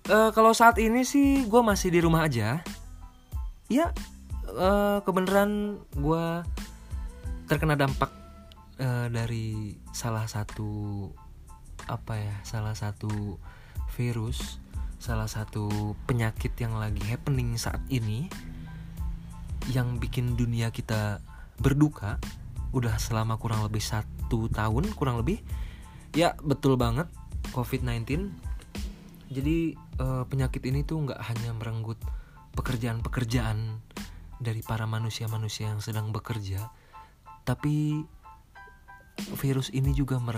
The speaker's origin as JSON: {"language": "Indonesian", "town": "Bogor", "region": "West Java", "country": "Indonesia", "tie": "born or raised there", "said": "Gue orang Bogor. Gue lahir di Bogor dan gue tinggal di Bogor."}